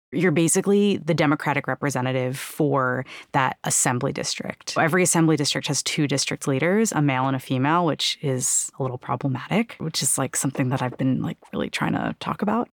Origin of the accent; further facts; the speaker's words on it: New York City, New York, United States; Growing up in New York City in, like, super progressive, very radical kind of circles